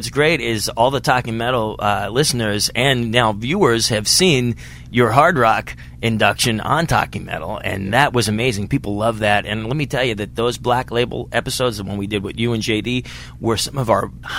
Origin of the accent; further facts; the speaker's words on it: Pittsburgh, Pennsylvania, United States; moved away; Pittsburgh, your hometown, my hometown as well.